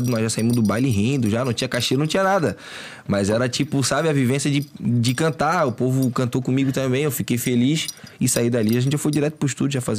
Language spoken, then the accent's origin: Portuguese; Florianópolis, Santa Catarina, Brazil; also born or lived in Agronômica, Florianópolis; now in Palhoça, Brazil; Eu nasci no centro. Só. Aí é no Morro do Mocotó, tá ligado? Pode crer. Aí depois, pequeno, eu saí de lá e fui lá pra Agronômica.